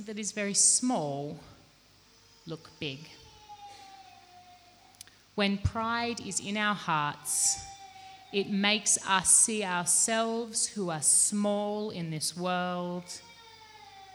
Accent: Australia; now in Malawi; I grew up in Australia and now I've lived in Malawi

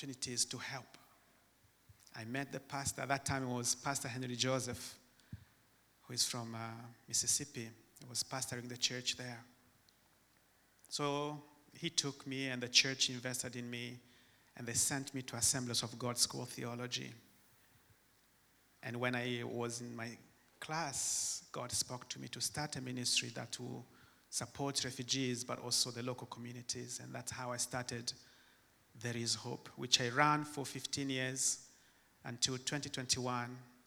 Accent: DR Congo; English is a second language; moved away; also born or lived in Tanzania; back in the Congo, when the English subject came, we just made noise so that the teacher can kick us out from his class

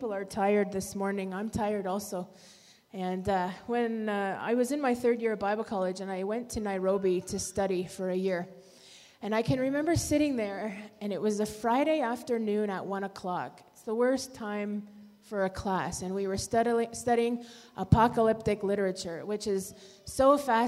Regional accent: Canada; now in Malawi; We have four children, and we're from Canada, and we work here in Malawi

